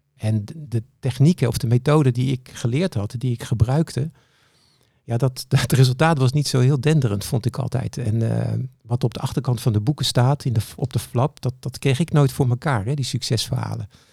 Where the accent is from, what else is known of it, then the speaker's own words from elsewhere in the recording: Capelle aan den IJssel, South Holland, Netherlands; Ik kom uit Capelle aan de IJssel